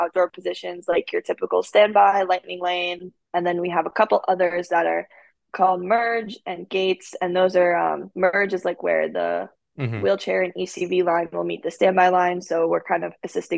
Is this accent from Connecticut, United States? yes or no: yes; Connecticut, United States; moved away as an adult; now in Florida, United States; I'm from Connecticut